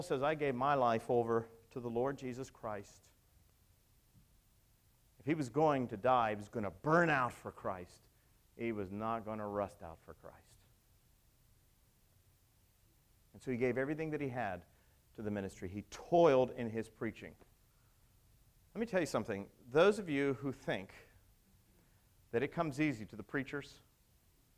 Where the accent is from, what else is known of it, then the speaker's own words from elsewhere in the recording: Pittsburgh, Pennsylvania, United States; moved away; I came from Pittsburgh, western part of Pennsylvania